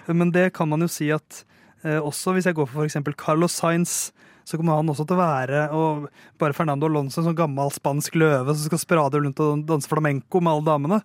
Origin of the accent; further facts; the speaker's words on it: Norway; jeg er jo norsk